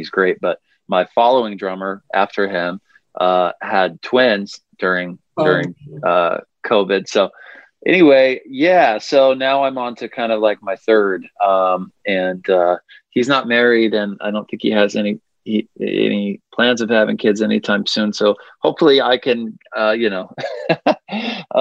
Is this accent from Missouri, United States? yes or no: yes; Missouri, United States; now in Nashville, United States; I'm from the Midwest originally, from Missouri. So, I mean, we get humid summers up there. I kind of grew up with it